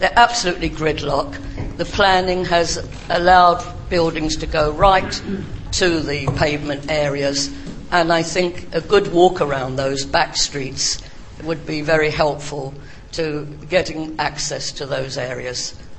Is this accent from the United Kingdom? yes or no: yes; Tower Hamlets, London, United Kingdom; I'm from Tower Hamlets, involved with local government there for a very long time, and the Lee Valley Authority.